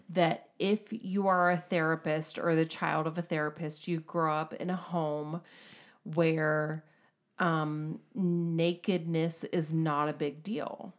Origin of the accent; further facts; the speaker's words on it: United States; We're American